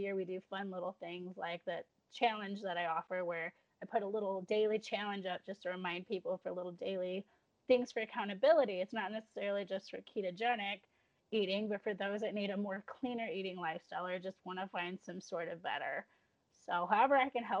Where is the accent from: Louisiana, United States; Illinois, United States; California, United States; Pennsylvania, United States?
Illinois, United States; now in Alabama, United States; going hometown back to Illinois